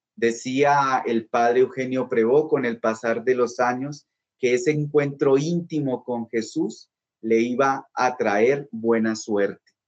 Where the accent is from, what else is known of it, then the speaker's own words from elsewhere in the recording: Bogotá, Bogotá Capital District, Colombia; yo soy bogotano